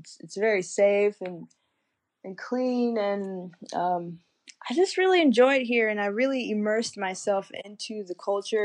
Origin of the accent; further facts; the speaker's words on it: High Point, North Carolina, United States; I'm from High Point